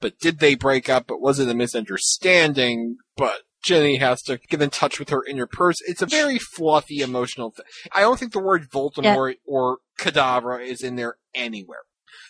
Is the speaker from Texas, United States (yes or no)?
no; Baltimore, Maryland, United States; I'm from Baltimore.